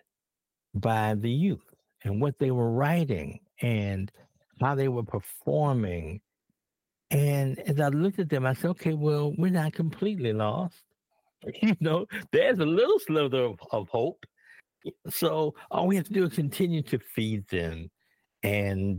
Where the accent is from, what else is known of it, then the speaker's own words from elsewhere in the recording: Chicago, Illinois, United States; I grew up in Bronzeville originally, and then we moved to Stateway Gardens.